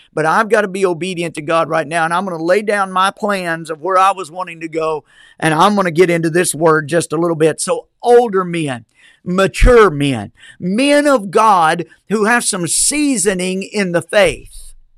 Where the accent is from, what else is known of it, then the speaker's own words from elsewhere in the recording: United States; as American citizens